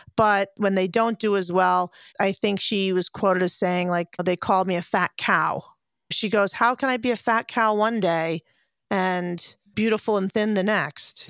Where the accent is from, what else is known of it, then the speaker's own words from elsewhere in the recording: United States; being an American and watching American gymnastics as a kid